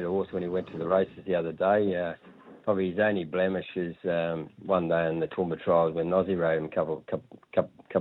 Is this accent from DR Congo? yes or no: no; Palmerston North, Manawatū-Whanganui, New Zealand; now in Australia; I was born in Palmerston North